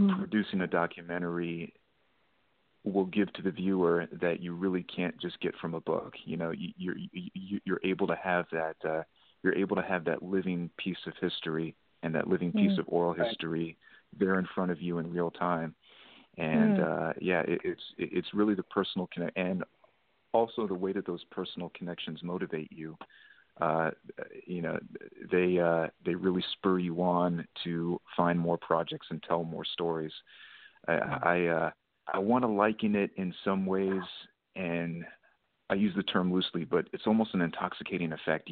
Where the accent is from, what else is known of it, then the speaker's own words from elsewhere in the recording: Texas, United States; moved away; that is my home state